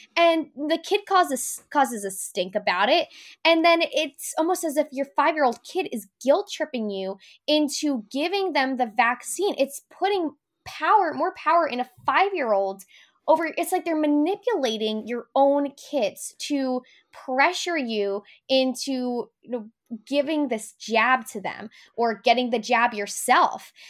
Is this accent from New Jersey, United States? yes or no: yes; New Jersey, United States; I'm from New Jersey.